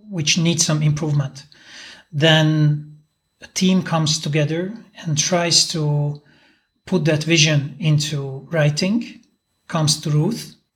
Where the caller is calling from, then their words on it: Budapest, Hungary; and uh, I'm talking from Budapest.